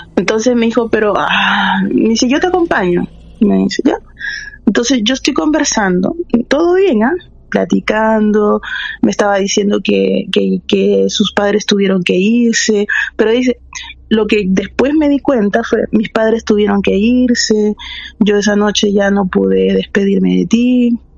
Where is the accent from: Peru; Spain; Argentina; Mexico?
Peru; moved away as an adult; now in Santiago, Chile; Yo soy de Perú. Yo tengo viviendo acá como 10 años.